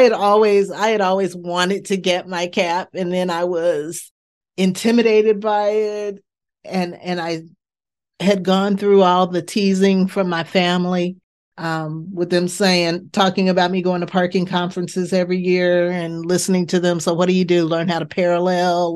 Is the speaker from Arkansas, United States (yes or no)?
no; Bay Area, California, United States; moved away as an adult; now in Pittsburgh, United States; I'm from the Bay Area in mm-hmm. California.